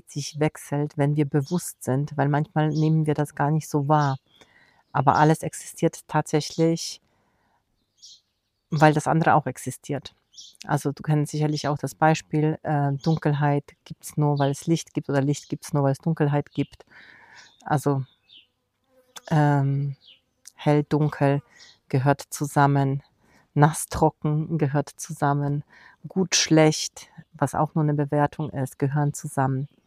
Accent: Poland; Und wir waren in meinem Heimatland Polen, in Warschau, zu Besuch

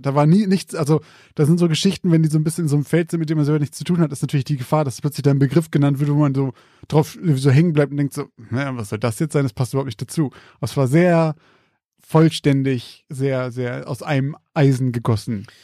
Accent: Zeven, Lower Saxony, Germany; mein Heimatort, Zeven

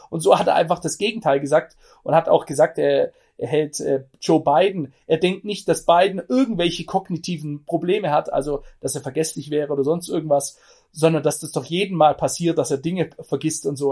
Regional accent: Germany; ich bin selber Deutscher, ich bin kein Amerikaner

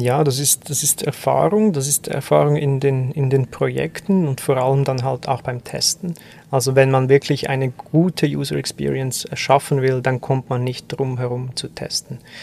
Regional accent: German-speaking Swiss, German-speaking Switzerland, Switzerland; als Schweizer, als Deutschschweizer

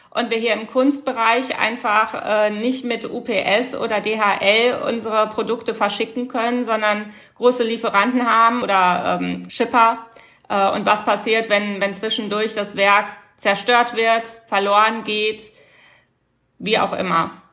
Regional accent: Rhineland, Germany; Bei uns im Rheinland

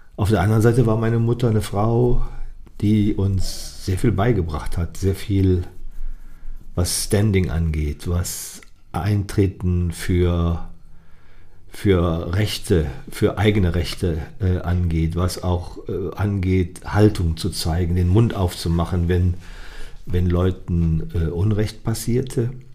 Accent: Ratingen, North Rhine-Westphalia, Germany; es war ja in meiner Heimatstadt

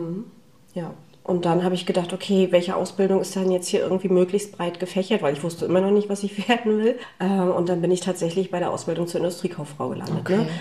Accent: Wismar, Mecklenburg-Vorpommern, Germany; also born or lived in Rostock; ich komme ja ursprünglich aus Wismar.

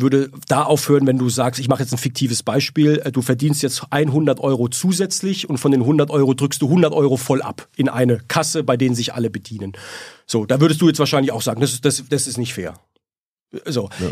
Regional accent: Heidelberg, Baden-Württemberg, Germany; also born or lived in Stuttgart / Berlin / Munich; meiner Heimatstadt Heidelberg

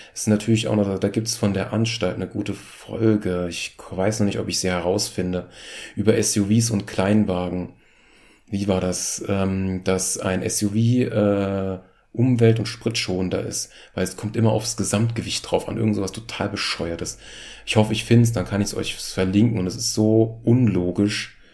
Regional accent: Germany; als Deutscher

